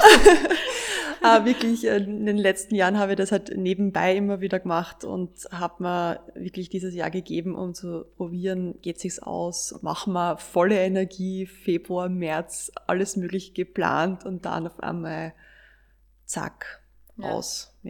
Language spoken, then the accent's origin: German; Austria; bei uns in Österreich